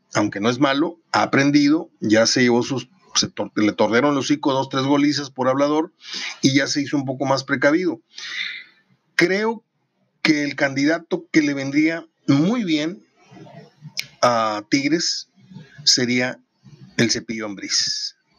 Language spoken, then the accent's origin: Spanish; Mexico; somos mexicanos